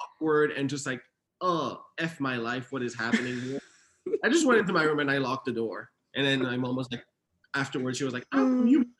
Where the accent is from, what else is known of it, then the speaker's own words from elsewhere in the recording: Sherbrooke, Quebec, Canada; moved away as an adult; also born or lived in Haiti; now in United States; I was born in Haiti, and then my parents moved to Montreal, Canada. Actually, 2 hours away from Montreal in Quebec, to the city of Sherbrooke, when I was around 6-7 years old. And I lived there all the way through middle school and high school.